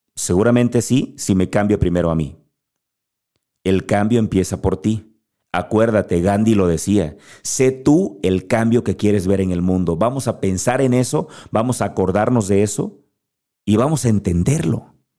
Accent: Guerrero, Mexico; yo soy mexicano, nací en México. Eso no lo puedo cambiar. Nací en Guerrero

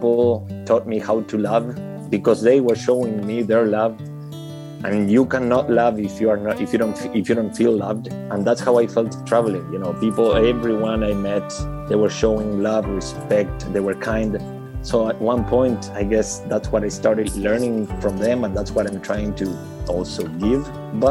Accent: Argentina; moved away as an adult; I'm from here. I'm back home

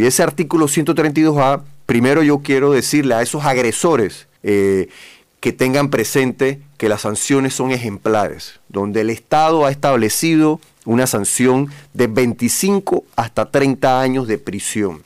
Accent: Panama; como panameños

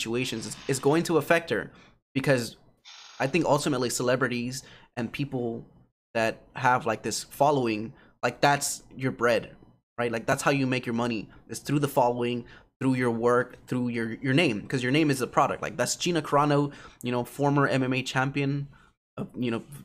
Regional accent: United States; growing up in America

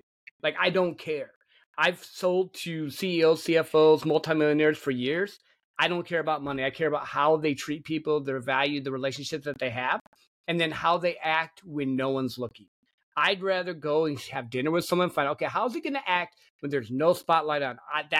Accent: Midwest, United States; Because I grew up in the Midwest, and you got two emotions, anger and laughter.

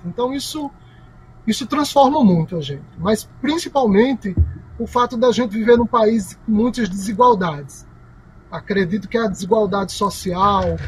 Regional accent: Campina Grande, Paraíba, Brazil; eu sou de Campina Grande

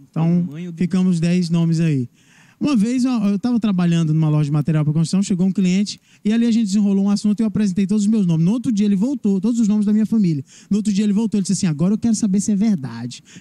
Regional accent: Barra do Corda, Maranhão, Brazil; Barra do Corda, Maranhão.

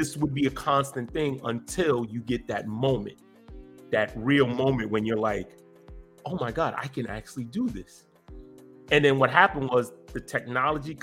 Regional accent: New York City, New York, United States; born and raised in Brooklyn, New York

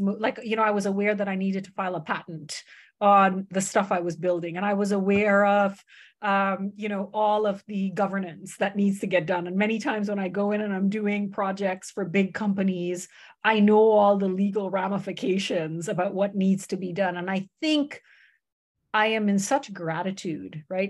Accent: United States; moved away; also born or lived in Canada; grew up in, in America

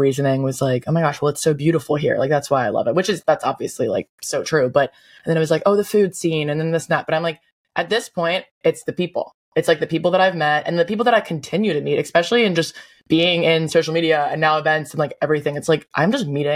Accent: Delaware, United States; now in Charleston, United States; I'm from Delaware

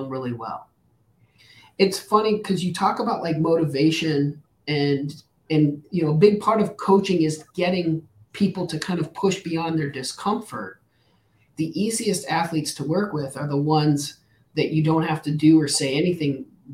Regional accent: New Mexico, United States; I grew up in New Mexico

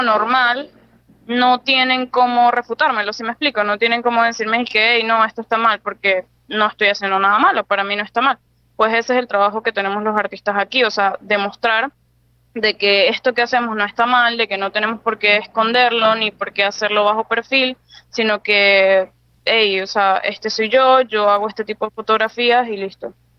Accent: Venezuela; moved away as an adult; also born or lived in Spain; now in Panama; yo soy venezolana

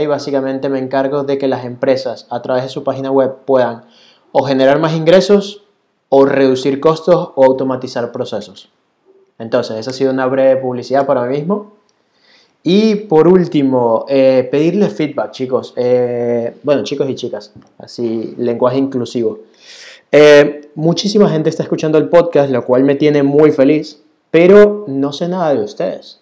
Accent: Venezuela; moved away as an adult; now in Barcelona, Spain; yo en Venezuela andaba en moto

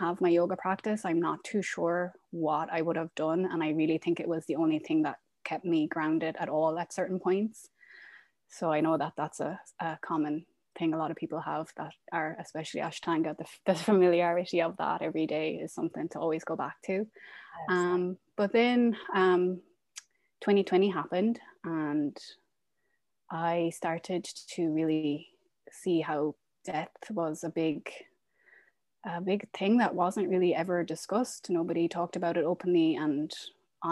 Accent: west of Ireland, Ireland; moved away as an adult; also born or lived in Dubai / Qatar; now in Portland, United States; I am from Ireland. I'm from a small town in the west of Ireland, but I'm currently living in Portland, Oregon

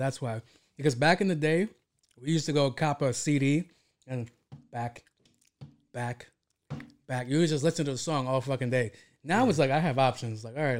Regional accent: New York City, New York, United States; I'm from Queens

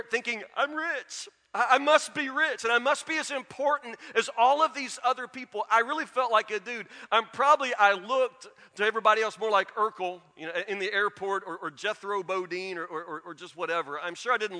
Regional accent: Matlock, United States; I grew up in Matlock.

